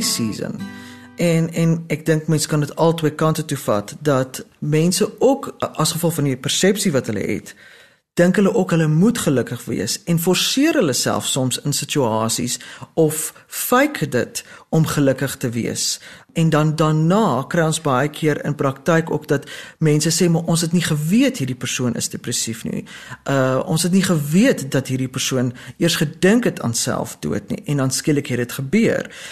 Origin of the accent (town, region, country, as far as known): South Africa